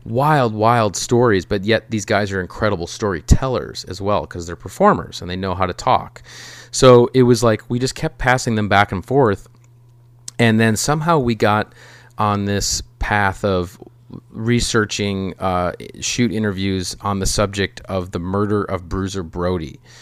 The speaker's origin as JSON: {"language": "English", "region": "Minnesota", "country": "United States", "said": "as a Minnesotan"}